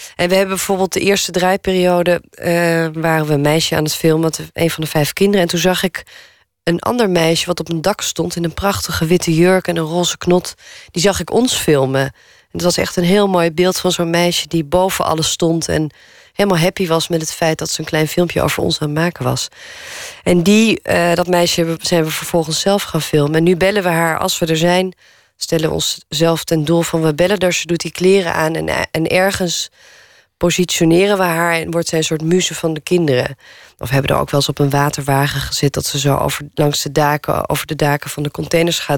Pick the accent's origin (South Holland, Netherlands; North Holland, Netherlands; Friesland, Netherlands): North Holland, Netherlands; Naarden; woonplaats waar ik ben opgegroeid, hier in Naarden